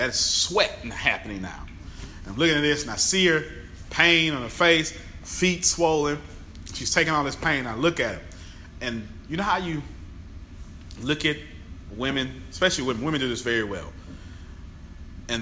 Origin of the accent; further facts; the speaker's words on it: Galveston, Texas, United States; I'm from Galveston, Texas